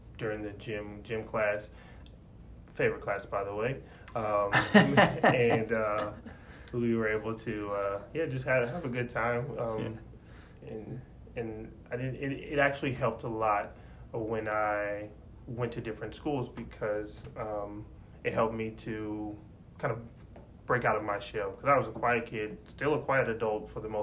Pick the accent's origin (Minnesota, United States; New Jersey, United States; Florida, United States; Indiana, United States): Indiana, United States; Indianapolis; moved away as an adult; also born or lived in Cincinnati, Ohio; I'm originally from Indianapolis.